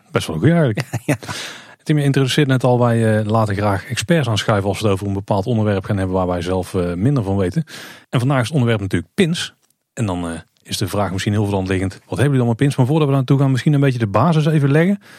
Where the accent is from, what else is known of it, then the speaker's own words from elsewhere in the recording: Purmerend, North Holland, Netherlands; moved away; ik woonde vroeger in Purmerend